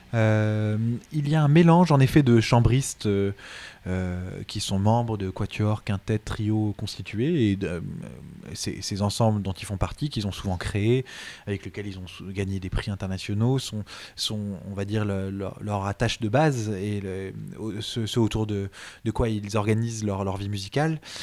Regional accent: Montreuil, Île-de-France, France; ma ville natale de Montreuil

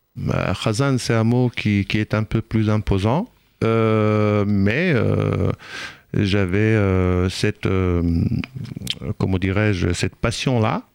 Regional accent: Israel; French is a second language; moved away as an adult; also born or lived in Normandy; now in France

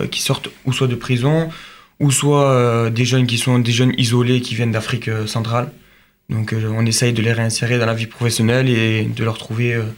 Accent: Toulouse, Occitania, France; euh, je viens de Toulouse, je pense que vous pouvez l'entendre.

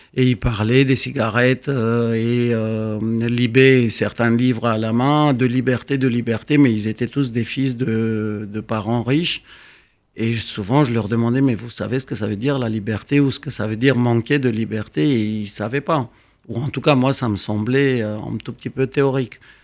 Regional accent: Romania; moved away as an adult; also born or lived in Bucharest; now in Paris, France; la Roumanie, ou ce que je connaissais

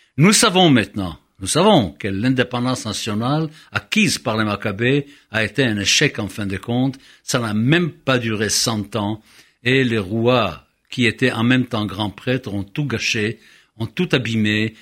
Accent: Israel; moved away; j'ai grandi en Israël

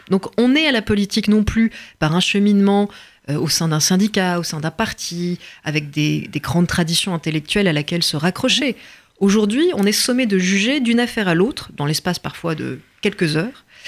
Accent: France; je suis française

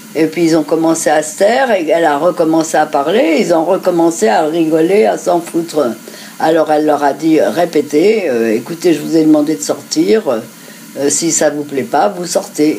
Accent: France; nous sommes, nous sommes français, juifs.

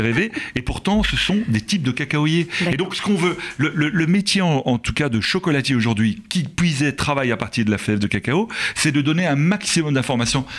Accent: Belgium; nous en tant que Belges

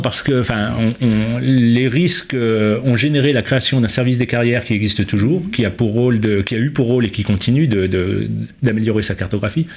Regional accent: Provins, Île-de-France, France; also born or lived in Paris; je suis né à Provins

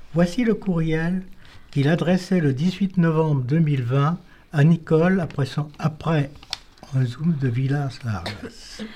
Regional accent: Tharon-Plage, Pays de la Loire, France; je suis né à Taromplage, petite ville située au bord de la mer Atlantique

